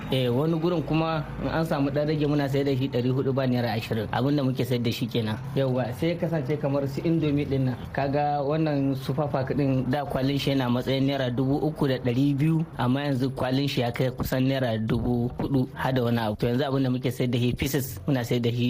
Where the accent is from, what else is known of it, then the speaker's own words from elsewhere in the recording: Niger; now in Minna, Nigeria; ni dan Niger ne da nake kasuwanci a Najeriya cikin garin Mina.